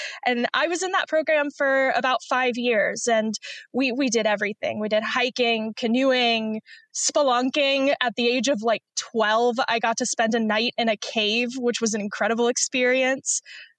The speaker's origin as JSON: {"language": "English", "town": "Asheville", "region": "North Carolina", "country": "United States", "tie": "born or raised there", "also_born_or_lived": "Pennsylvania / Virginia", "moved": "as an adult", "lives_now": "Texas, United States", "said": "I'm 23, and I was born and raised in Asheville, North Carolina"}